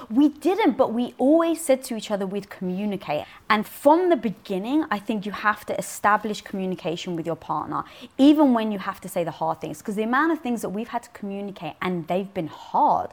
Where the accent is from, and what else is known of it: London, United Kingdom; born or raised there